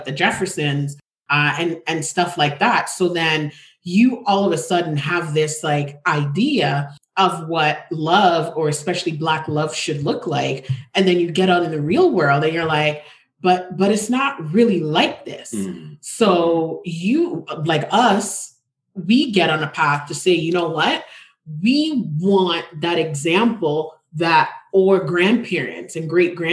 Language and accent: English; Jamaica; moved away; also born or lived in Toronto, Canada; I wasn't born nor grew up in America. I grew up in the Caribbean. I'm from Jamaica.